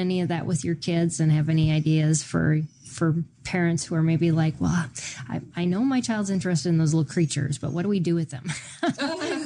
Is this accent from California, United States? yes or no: no; Minnesota, United States; I grew up in Minnesota